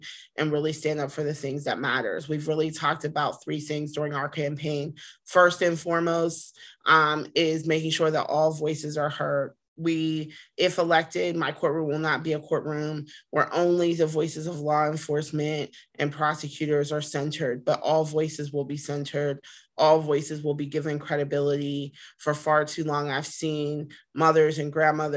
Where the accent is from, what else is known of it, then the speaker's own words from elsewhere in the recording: Pittsburgh, Pennsylvania, United States; also born or lived in Washington, D.C.; I'm from Pittsburgh, born and raised from on the east side